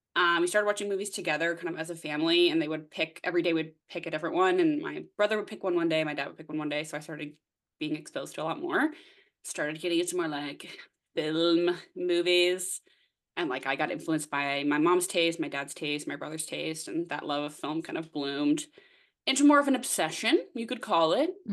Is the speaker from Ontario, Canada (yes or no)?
no; Nova Scotia, Canada; moved away as an adult; now in Toronto, Canada; I'm originally from the East Coast of Canada, Nova Scotia, if you will. Uh, but I live in Toronto now.